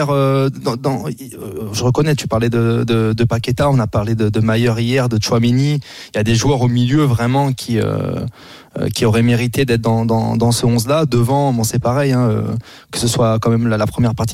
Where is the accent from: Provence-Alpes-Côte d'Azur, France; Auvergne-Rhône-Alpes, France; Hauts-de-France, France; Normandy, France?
Hauts-de-France, France; Picardy; moi, je suis Picard de base, donc on n'est pas très loin.